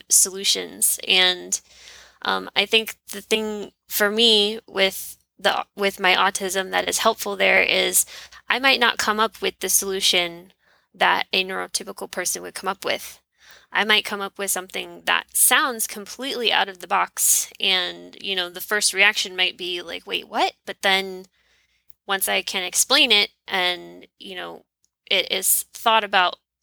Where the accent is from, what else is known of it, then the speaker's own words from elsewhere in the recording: Louisiana, United States; I'm from Louisiana.